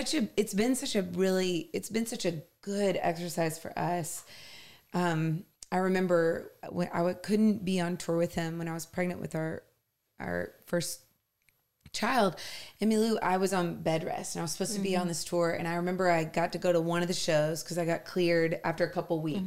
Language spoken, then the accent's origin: English; the South, United States; I grew up in the South, grew up in the church in the South